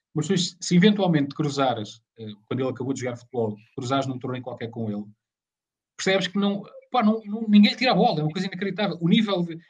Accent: Leiria, Centro, Portugal; eu sou de Leiria

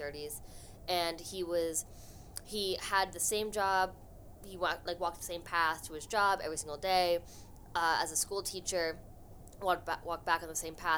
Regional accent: Los Angeles, California, United States; now in Boston, United States; I'm originally from Los Angeles

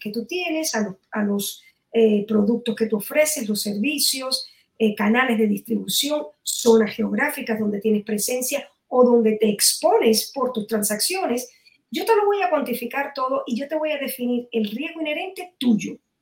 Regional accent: Miami, Florida, United States; aquí en Miami, de donde soy

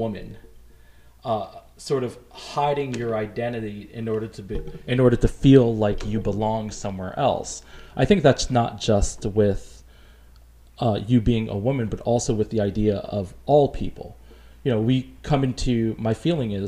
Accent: New York City, New York, United States; growing up in New York City, we stayed away from cold weather sports

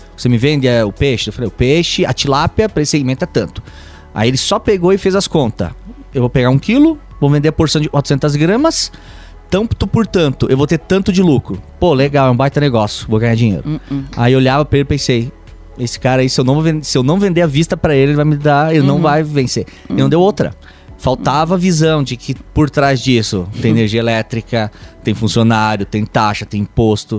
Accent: west of Santa Catarina, Brazil; eu sou italiano de dois lados da família, oeste de Santa Catarina e família italiana aquela tradicional

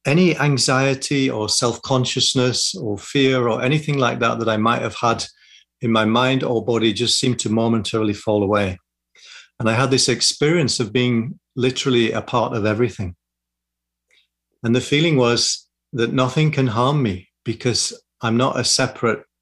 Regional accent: Yorkshire and the Humber, United Kingdom; also born or lived in London; now in Sussex, United Kingdom; I grew up in West Yorkshire in the north of England.

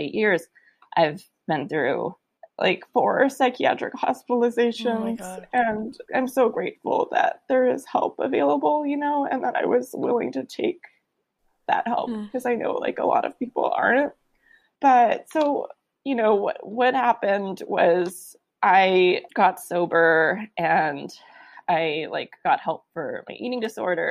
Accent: San Francisco, California, United States; I grew up in San Francisco

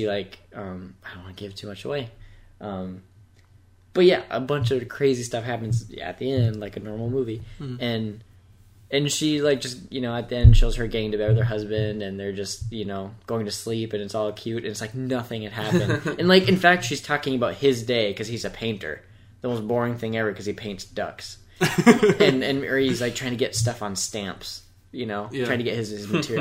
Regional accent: Floodwood, Minnesota, United States; accent: Minnesota; also born or lived in Los Angeles, United States; we're from Minnesota. I'm sure you've heard our accent

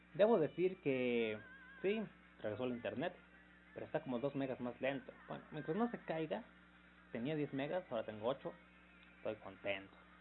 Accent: Mexico; yo como mexicano

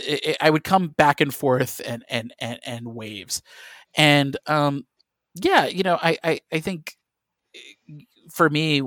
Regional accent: Midwest, United States; And granted, I grew up in the Midwest. You know, I didn't know any professional writers in any capacity

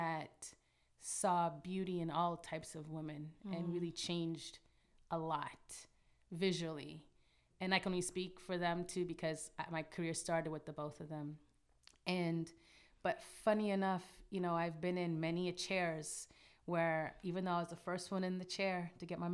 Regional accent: Toronto, Ontario, Canada; Growing up in Toronto

